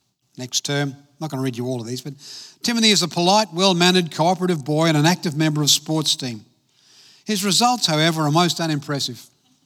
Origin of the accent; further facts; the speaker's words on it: Adelaide, South Australia, Australia; also born or lived in Belfast, Northern Ireland; I grew up in Adelaide, came out from Ireland, from Belfast, when I was 9 years of age, and went to school in Elizabeth in South Australia.